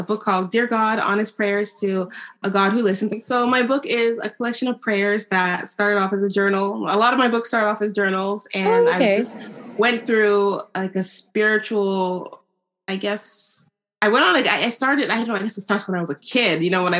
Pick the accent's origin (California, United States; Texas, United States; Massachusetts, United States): California, United States; Oakland; moved away as an adult; now in Quebec, Canada; I'm from California. I've been here 10 years. I'm from the Bay Area.